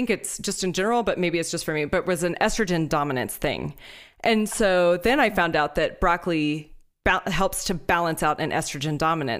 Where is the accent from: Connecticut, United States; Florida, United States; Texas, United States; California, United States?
Texas, United States; Houston; moved away; I'm from Houston.